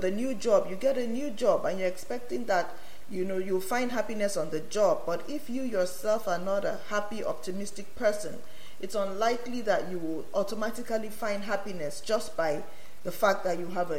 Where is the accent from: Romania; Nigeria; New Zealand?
Nigeria; moved away; I come from Nigeria